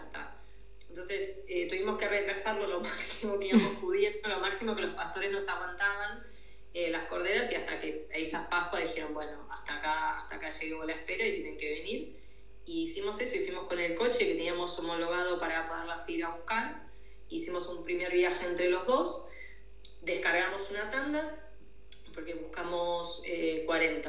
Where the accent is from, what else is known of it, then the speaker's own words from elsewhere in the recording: Buenos Aires, Argentina; moved away as an adult; also born or lived in Catalonia; now in Girona, Spain; mi origen es Buenos Aires, Argentina. viví, bueno, nací, viví ahí hasta